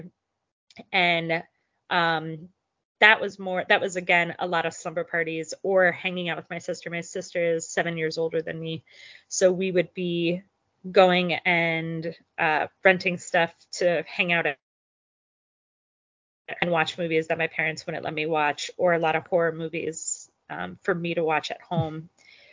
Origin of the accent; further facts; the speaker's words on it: Belleview, Florida, United States; I grew up in a pretty small town in North Central Florida. Shout out to Bellevue